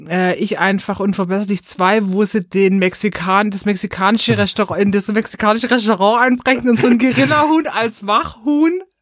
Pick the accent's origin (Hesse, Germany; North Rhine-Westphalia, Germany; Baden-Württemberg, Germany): Baden-Württemberg, Germany; accent: Swabian; Genauso wie und unseren schwäbischen Akzent, der wird hier auch drin bleiben